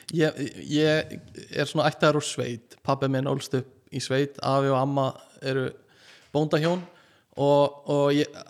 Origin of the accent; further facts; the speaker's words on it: Iceland; segist vera frá Íslandi